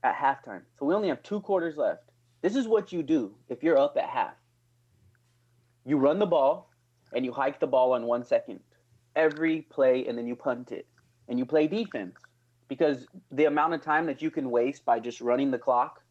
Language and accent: English; Albuquerque, New Mexico, United States; growing up in New Mexico, I'm from Albuquerque, New Mexico